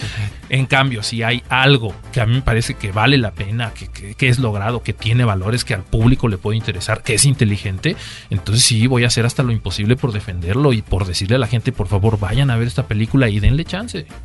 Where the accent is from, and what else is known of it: Mexico